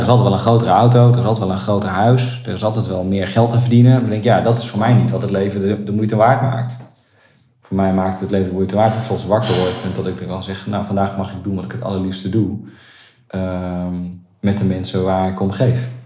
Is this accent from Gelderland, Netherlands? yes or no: yes; Nunspeet, Gelderland, Netherlands; ik kom uit Nunspeet.